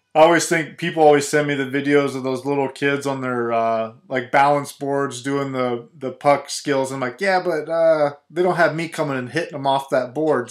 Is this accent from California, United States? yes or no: no; Ohio, United States; I grew up here in Ohio, going to Ohio State Buckeyes games